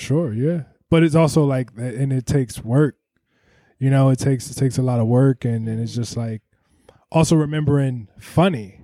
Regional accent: Ohio, United States; I'm from Ohio.

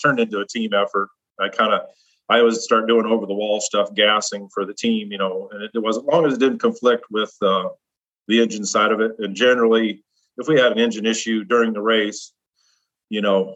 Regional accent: Nebraska, United States; I grew up in the Midwest in Nebraska, and I grew up on a farm.

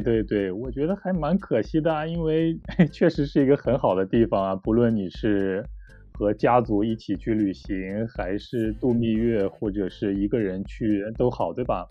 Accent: China; moved away as an adult; also born or lived in South Korea; 我是从中国来的留学生

